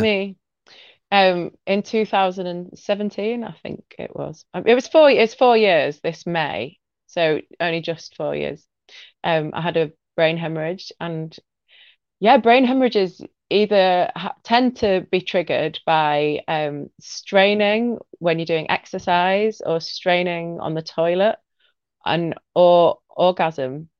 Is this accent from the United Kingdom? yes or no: yes; Leeds, Yorkshire and the Humber, United Kingdom; I'm from Leeds in the north of England